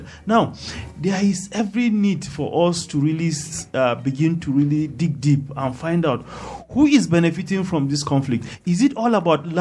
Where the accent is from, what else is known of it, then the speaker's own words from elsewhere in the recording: Jos North, Plateau, Nigeria; I am from Just North